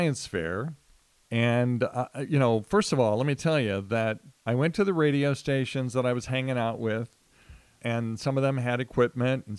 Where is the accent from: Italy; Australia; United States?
United States; Wichita, Kansas; I'm in Wichita, my hometown